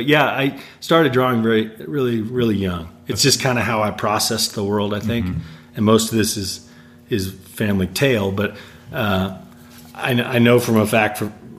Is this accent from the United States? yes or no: yes; Denver, Colorado, United States; Right here in Denver.